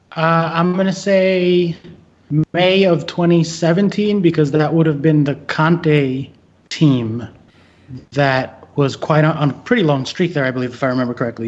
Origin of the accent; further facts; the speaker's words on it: United States; as an American Chelsea fan